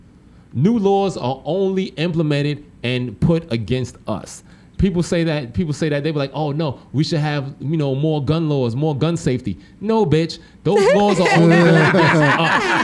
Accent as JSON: {"language": "English", "town": "New York City", "region": "New York", "country": "United States", "tie": "born or raised there", "moved": "as an adult", "said": "growing up in New York City"}